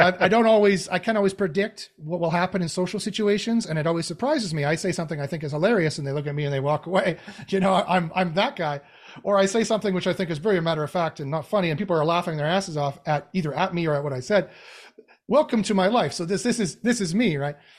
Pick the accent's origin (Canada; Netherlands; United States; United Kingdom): Canada; I'm Canadian